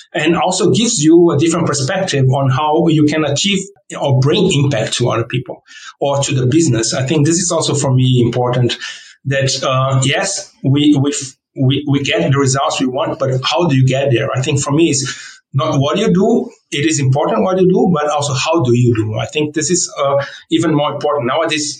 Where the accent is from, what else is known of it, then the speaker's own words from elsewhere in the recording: Brazil; first language Portuguese; English is a second language; moved away; also born or lived in South Korea / Jakarta, Indonesia / Germany; I was born in Brazil, right? So um, we always at home we always spoke in Portuguese um, in Brazil